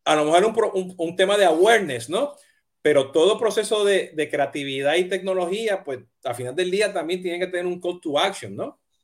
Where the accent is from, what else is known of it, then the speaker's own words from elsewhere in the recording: Puerto Rico; soy boricua